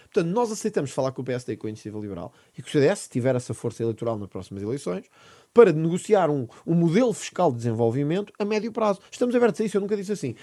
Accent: Sintra, Lisbon, Portugal; Porto Alegre não é a minha terra. Eu sou de Sintra

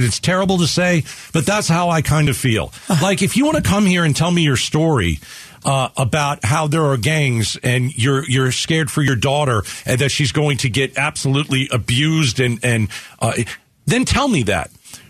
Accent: United States; as an American

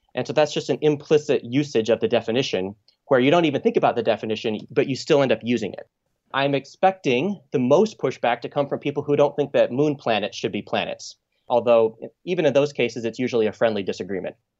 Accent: Michigan, United States; as a kid growing up in Michigan

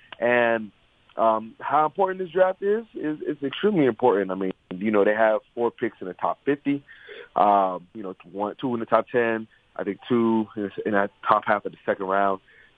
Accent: Miami, Florida, United States; I mean, I'm from Miami.

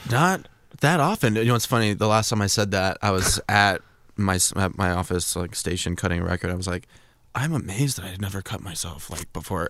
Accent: Fort Collins, Colorado, United States; I grew up in Fort Collins, Colorado.

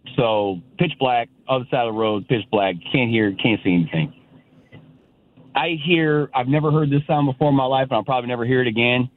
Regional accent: the Bay Area, California, United States; I'm from the Bay Area. I lived in the hood.

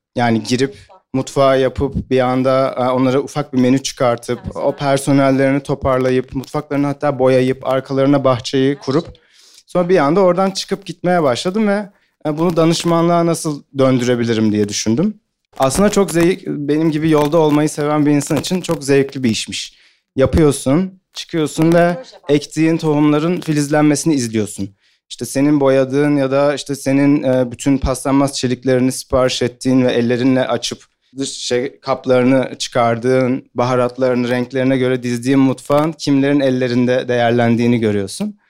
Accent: Ankara, Turkey; moved away as an adult; now in Istanbul, Turkey

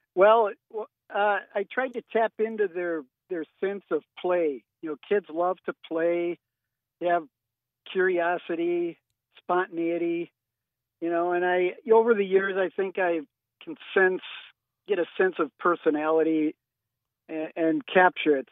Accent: St. Paul, Minnesota, United States; moved away as an adult; also born or lived in Minot, North Dakota; now in Fargo, United States; I grew up in St. Paul and uh, went to journalism school at the University of Minnesota

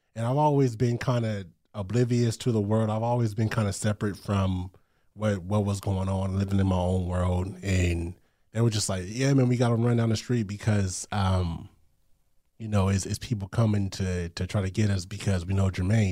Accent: Long Beach, California, United States; I grew up in Long Beach, California

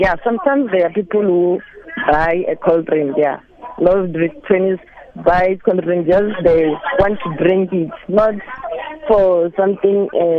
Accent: Limpopo, South Africa; Yeah, I'm from Venda. Yes, you're right.

